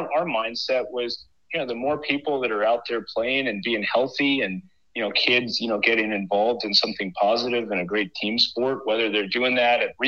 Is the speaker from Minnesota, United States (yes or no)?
yes; Minnesota, United States; moved away as an adult; also born or lived in Maine; I grew up in Minnesota, so hockey country